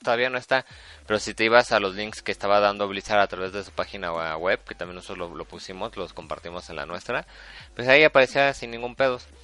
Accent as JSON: {"language": "Spanish", "region": "Mexico City", "country": "Mexico", "said": "somos del DF"}